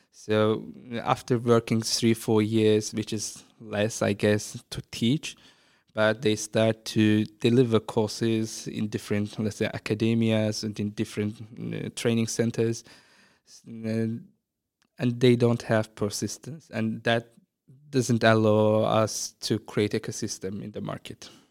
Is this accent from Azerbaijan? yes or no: yes; Azerbaijan; moved away as an adult; now in Ireland; start a creative agency in my hometown